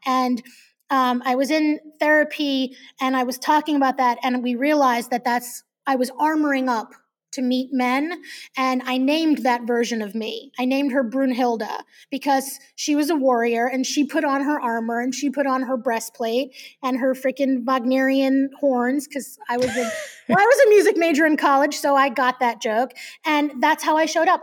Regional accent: New York, United States; I'm Jewish from New York

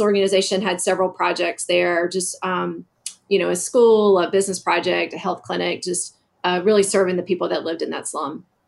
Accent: Dublin, Georgia, United States; moved away as an adult; also born or lived in Washington, D.C.; I grew up in a small town in Georgia, Dublin, Georgia, right in the middle of the state

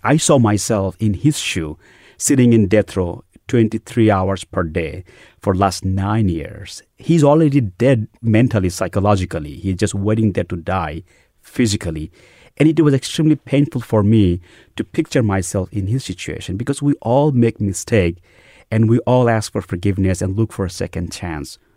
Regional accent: Bangladesh; moved away as an adult; also born or lived in New York City, United States / Dallas, Texas, United States; now in United States; I grew up in a devout Muslim middle class family in Bangladesh

